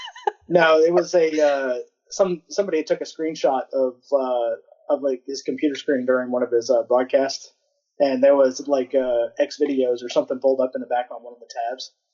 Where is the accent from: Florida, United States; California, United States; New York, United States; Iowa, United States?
Iowa, United States; Council Bluffs; moved away; also born or lived in Omaha, Nebraska; as a little kid, I was born in Omaha, Nebraska, lived in uh, Council Bluffs, Iowa